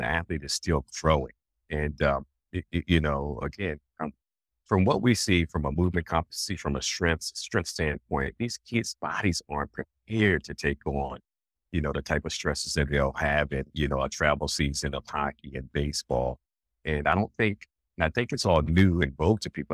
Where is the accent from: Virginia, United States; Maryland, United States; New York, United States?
Virginia, United States; Alexandria; I'm from Alexandria, Virginia. I grew up in Alexandria, Virginia